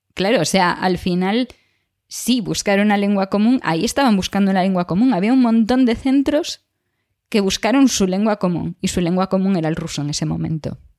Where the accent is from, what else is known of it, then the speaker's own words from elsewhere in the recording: Galicia, Spain; accent: Galician; moved away; si no cambio a gallego, entonces sale el acento gallego y de repente mi acento se empieza a multiplicar